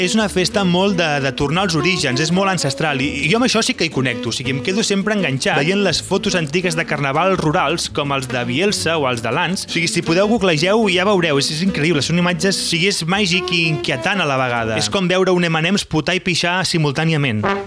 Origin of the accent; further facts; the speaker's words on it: Reus, Catalonia, Spain; sóc de Reus